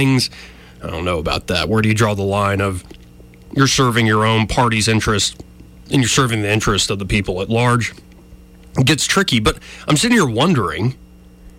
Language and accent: English; Montgomery, Alabama, United States; I was born and raised here in Montgomery, born and raised in Alabama